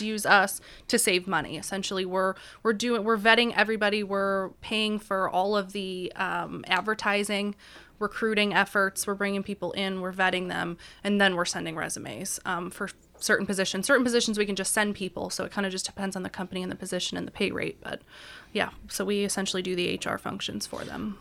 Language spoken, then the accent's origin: English; Auburn, New York, United States; moved away as an adult; now in Erie, United States; I'm from Auburn, New York